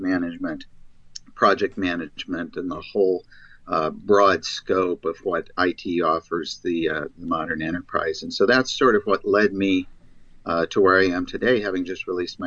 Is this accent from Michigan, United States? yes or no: yes; Michigan, United States; I was raised in Michigan